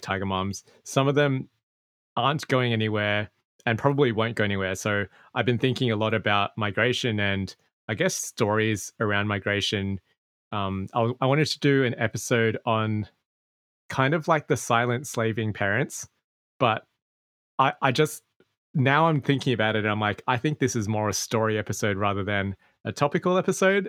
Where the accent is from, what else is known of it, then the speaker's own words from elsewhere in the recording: Sydney, New South Wales, Australia; I grew up in Australia, mm. in mm. a part of Sydney that's quite quote unquote Asian